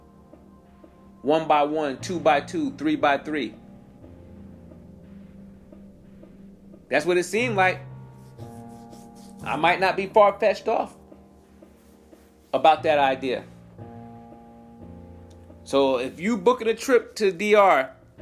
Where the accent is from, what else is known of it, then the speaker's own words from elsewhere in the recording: United States; we're American.